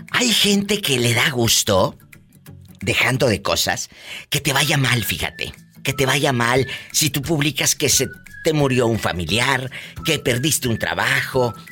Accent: Jalisco, Mexico; Ah, yo pensaba que porque soy de Jalisco

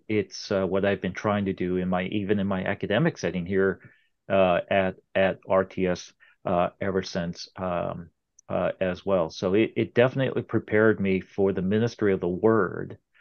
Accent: Irvine, California, United States; moved away; I was, uh, uh, uh, practically born and raised in Southern California

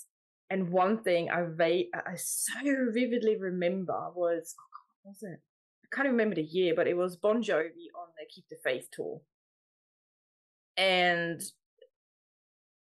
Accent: Switzerland; moved away; I grew up in Switzerland, so that's where all my music stuff happened, mainly

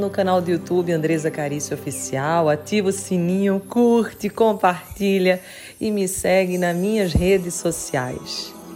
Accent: Jaboatão dos Guararapes, Pernambuco, Brazil; also born or lived in Recife, Pernambuco; eu nasci exatamente em Recife, Pernambuco, mas eu morava em Jabotão dos Guararapes

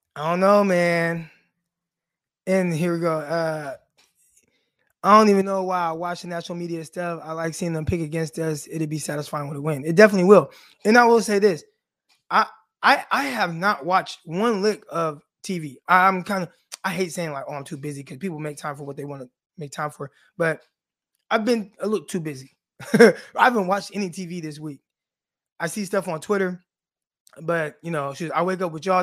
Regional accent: Stockton, California, United States; now in Arkansas, United States; I'm from Stockton, California.

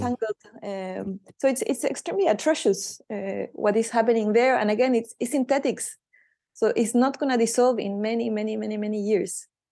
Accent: Chile; moved away; I'm from Chile

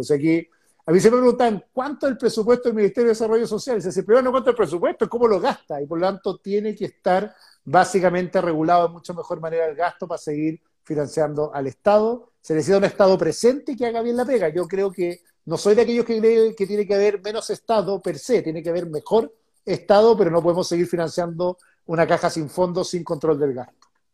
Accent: Concón, Valparaíso, Chile; now in Santiago, Chile; Yo me crié en Concord

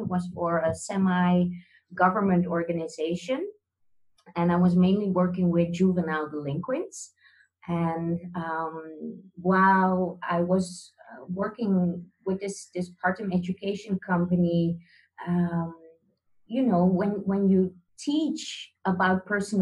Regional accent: Netherlands; I'm born and raised in the Netherlands

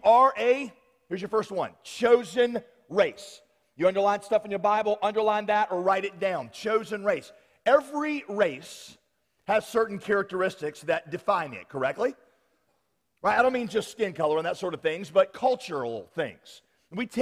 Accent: the South, United States; accent: Southern; us here in the South

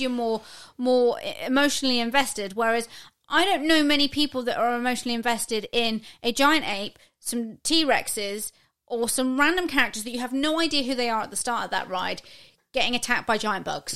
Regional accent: United Kingdom; we're British

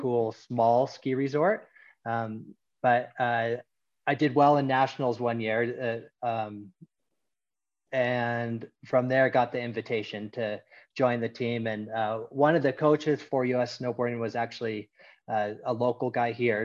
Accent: Mammoth Lakes, California, United States; I grew up here in Mammoth Lakes.

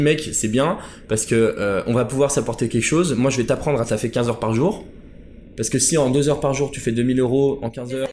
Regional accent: Chambéry, Auvergne-Rhône-Alpes, France; moved away as an adult; also born or lived in Paris; je vais retourner dans ma ville natale à Chambéry, dans, dans, les Alpes, en Savoie

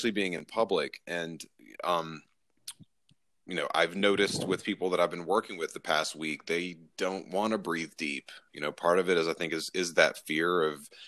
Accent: Southeast, United States; growing up in the Southeast

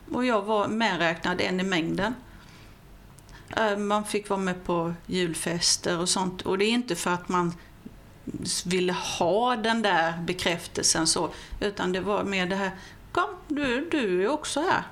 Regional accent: Vessigebro, Halland County, Sweden; also born or lived in Falkenberg / Simlångsdalen; Jag är ju född och uppvuxen i Vesigebo

